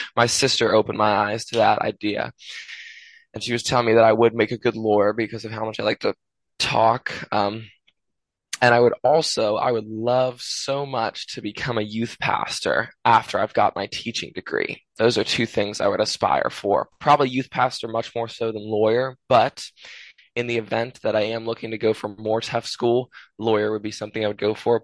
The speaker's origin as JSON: {"language": "English", "country": "United States", "said": "I'm American"}